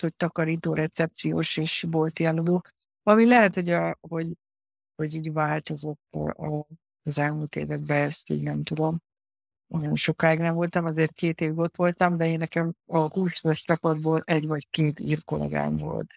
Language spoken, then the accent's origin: Hungarian; Hungary; moved away as an adult; also born or lived in Ireland / Poland / Spain; now in Netherlands; magyar vagyok